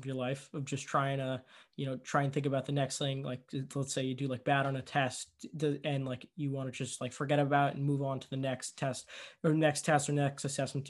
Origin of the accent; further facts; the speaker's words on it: New York, United States; I grew up in New York too.